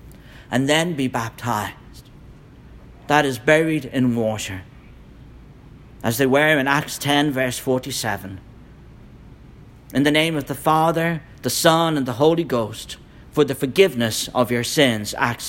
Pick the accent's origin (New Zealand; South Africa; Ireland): Ireland; As you know, I'm from Ireland. If you want to know about a dangerous church split, go to Ireland.